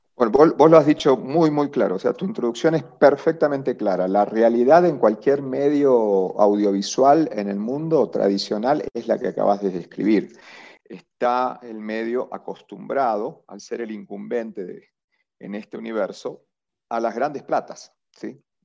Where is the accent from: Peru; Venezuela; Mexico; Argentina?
Argentina; moved away as an adult; now in Colombia; yo soy argentino, ¿sí? estuve 20 años trabajando en, en, el grupo de medios más grande de Argentina